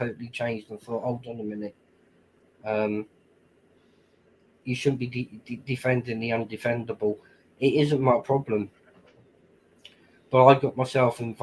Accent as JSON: {"language": "English", "town": "Telford", "region": "West Midlands", "country": "United Kingdom", "tie": "born or raised there", "said": "I've been putting content out to do with my hometown. There's a lot of history within the Telford area"}